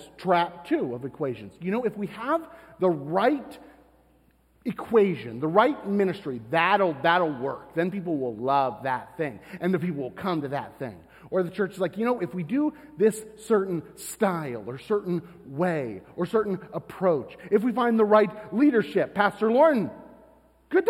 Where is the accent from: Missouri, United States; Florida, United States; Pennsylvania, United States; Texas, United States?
Florida, United States; I'm from Florida